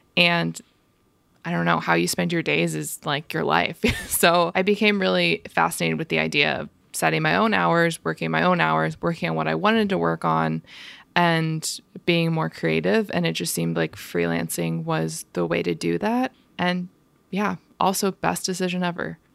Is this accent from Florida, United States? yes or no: yes; Tampa, Florida, United States; moved away as an adult; also born or lived in Maryland / New Jersey / New York; now in Philadelphia, United States; I was born in Maryland. I lived in New Jersey for a little bit, but I basically grew up in Tampa, Florida from second grade until I graduated from college